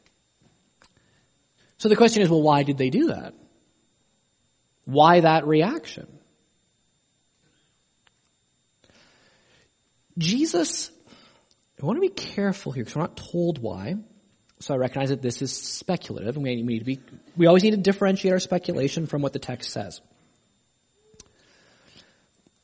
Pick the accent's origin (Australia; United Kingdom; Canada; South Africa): Canada; I'm Canadian